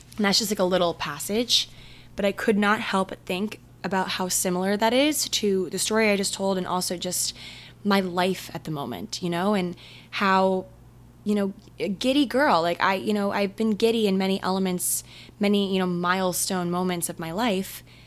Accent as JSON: {"language": "English", "region": "Maryland", "country": "United States", "said": "we're from Maryland"}